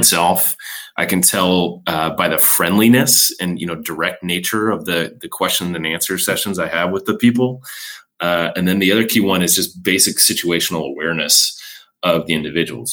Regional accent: Chicago, Illinois, United States; we are fellow Midwesterners, having grown up in Chicago myself

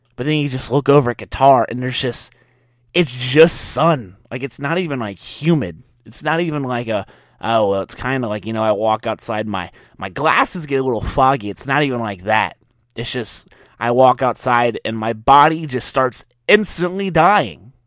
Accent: Louisiana, United States; I'm from Louisiana

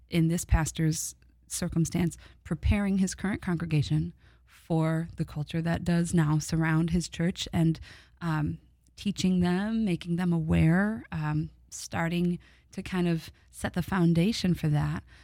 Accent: Midwest, United States; I'm from the Midwest

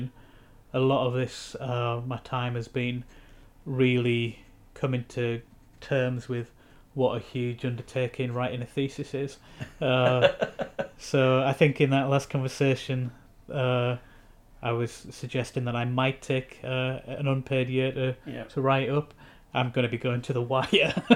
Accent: Hartlepool, North East England, United Kingdom; moved away; I'm from Hartlepool

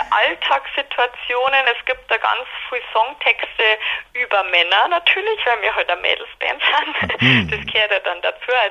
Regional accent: Landshut, Bavaria, Germany; Genau, also wir kommen alle aus Landshut, also aus dem Umkreis von Landshut wir waren alle zusammen in Landshut auf der Schule, eben auf diesem Mädchengymnasium und äh, sind auch im Herzen total niederbayerisch, werden das ja immer bleiben

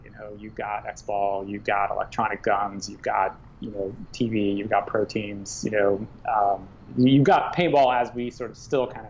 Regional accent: Midwest, United States; growing up in the Midwest during that era, you either wanted to play for Farside or you wanted to play for Aftershock.

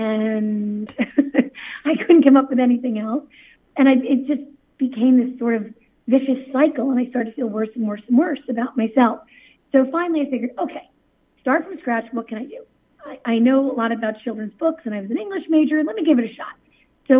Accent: Jersey City, New Jersey, United States; I'm from Jersey City

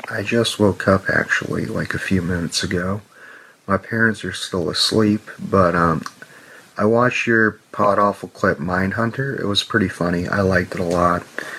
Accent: Canada; also born or lived in Kamloops; because I'm autistic and I'm Canadian too

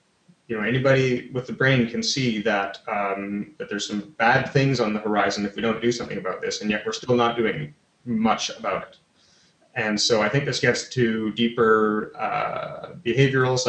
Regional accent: Canada; I'm Canadian

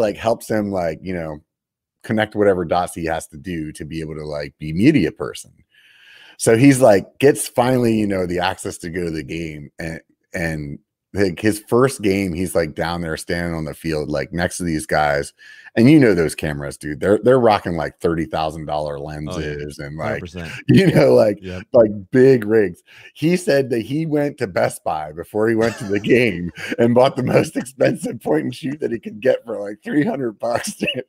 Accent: Pennsylvania, United States; Like I'm from Pennsylvania, man.

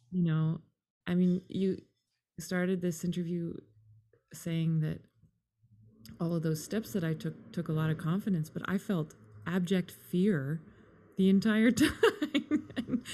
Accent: Canada; also born or lived in England; we're Canadian. I was born in England.

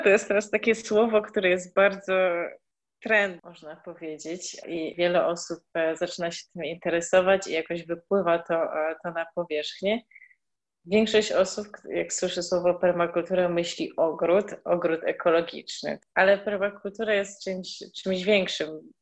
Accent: Świdnica, Lower Silesian Voivodeship, Poland; moved away; wychowywaliśmy się e, w małym miasteczku w Świdnicy

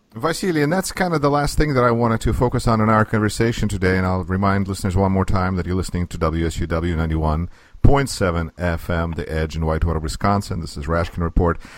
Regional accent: Russia; now in United States; I'm originally from Russia. Here we are in the United States

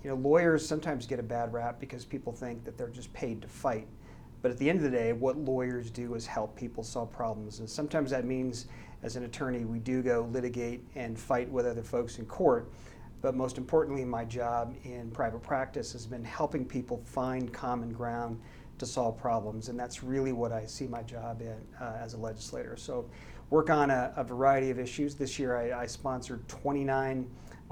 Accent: Paonia, Colorado, United States; I'm a small town boy from western Colorado. I grew up in a very small town called Paonia

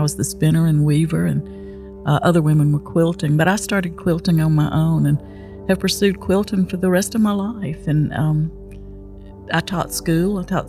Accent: Buena Vista, Georgia, United States; Buena Vista, Georgia.

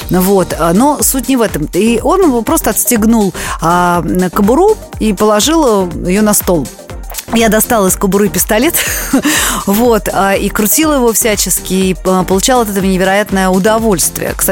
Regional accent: Sofia, Sofia City, Bulgaria; А я была ребенком, я росла в Болгарии, да, в городе София

